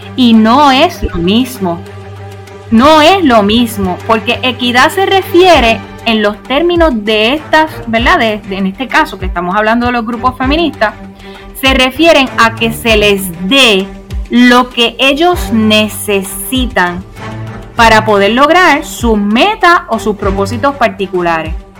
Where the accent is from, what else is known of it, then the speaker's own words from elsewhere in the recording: Puerto Rico; soy miembro fundador de un reciente partido político en nuestro país, Puerto Rico